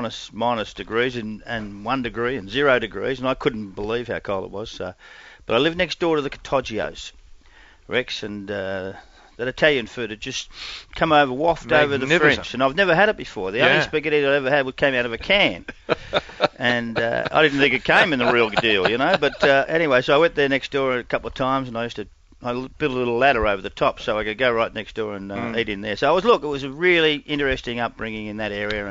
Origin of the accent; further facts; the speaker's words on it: Perth, Western Australia, Australia; born there; No, I was born in Perth.